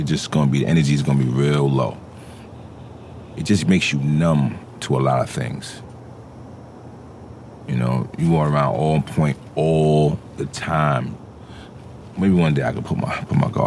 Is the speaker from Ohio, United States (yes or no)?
no; New York City, New York, United States; I grew up in the Jecks